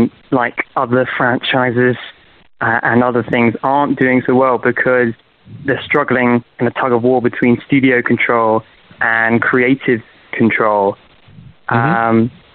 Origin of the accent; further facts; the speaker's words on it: United Kingdom; I'm from the UK.